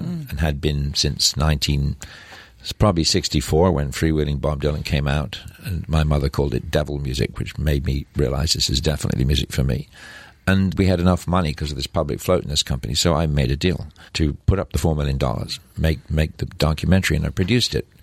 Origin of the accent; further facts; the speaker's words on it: Scotland, United Kingdom; moved away as an adult; also born or lived in England / Persia / Dubai / New York; I'm from Scotland